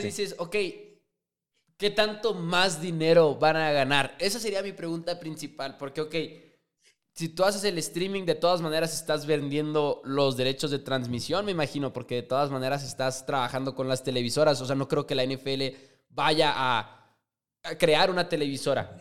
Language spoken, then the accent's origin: Spanish; Chihuahua, Mexico; JP y yo somos de Chihuahua, Chihuahua, orgullosamente